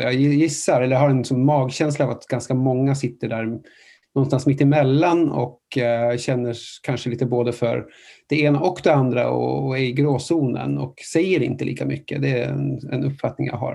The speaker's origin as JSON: {"language": "Swedish", "country": "Norway", "moved": "yes", "said": "jag är från, från, från Norge"}